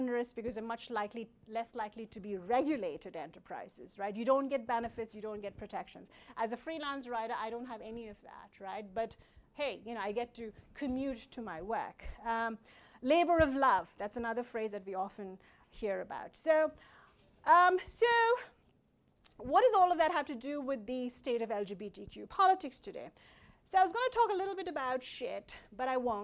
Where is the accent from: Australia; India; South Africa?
India; I come from India